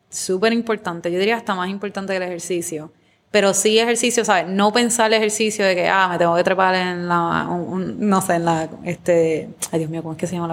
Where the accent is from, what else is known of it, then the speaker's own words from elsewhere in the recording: Guayama, Puerto Rico; moved away; also born or lived in California; yo soy de Guayama. De Guayama, de Guayama.